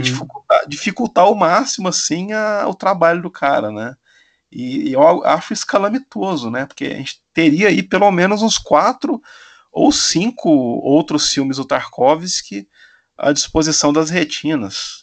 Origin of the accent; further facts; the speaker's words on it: Silvânia, Goiás, Brazil; na cidade onde eu fui criado, aí no interior de Goiás, Silvânia